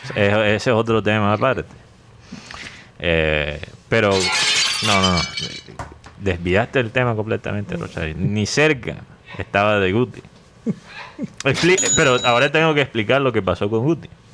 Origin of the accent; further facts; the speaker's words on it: United States; Spanish is a second language; moved away; en ese entonces no hablaba el español como lo hablo ahora. O sea, era muy obvio que yo era gringo